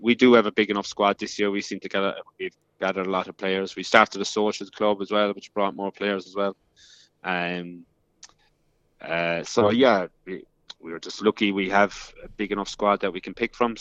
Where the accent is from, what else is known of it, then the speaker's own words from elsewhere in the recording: Ireland; now in Perth, Australia; being Irish